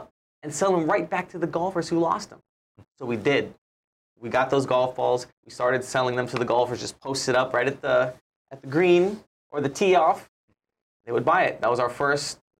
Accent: Honolulu, Hawaii, United States; Born and raised in Hawaii, grew up in Hawaii Kai

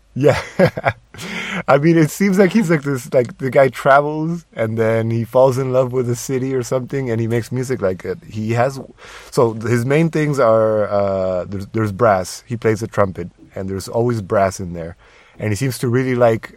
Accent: Tijuana, Baja California, Mexico; moved away; my hometown

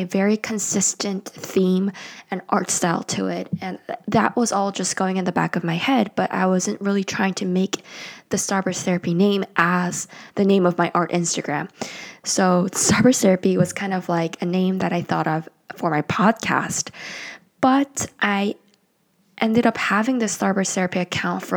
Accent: South Korea; English is a second language; also born or lived in United States; now in Seoul, South Korea; I am from South Korea and I currently live in Seoul, South Korea

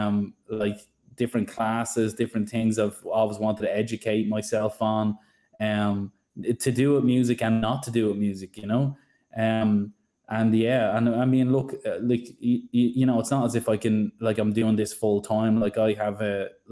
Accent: Ireland; accent: Irish; now in Sydney, Australia; I'm from Ireland, you probably hear it in the accent

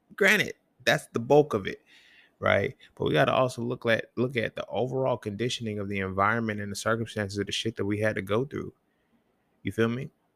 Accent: the South, United States; I grew up in the South

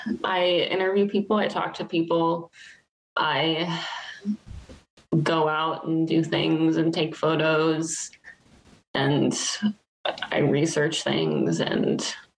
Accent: Dayton, Ohio, United States; I'm from Dayton.

